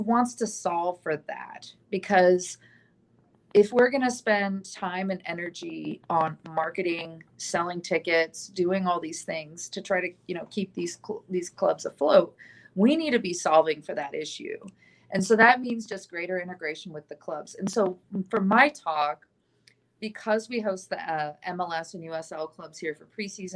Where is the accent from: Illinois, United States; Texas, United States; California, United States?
California, United States; San Diego; now in Tucson, United States; a friend of mine, actually, that I grew up with in San Diego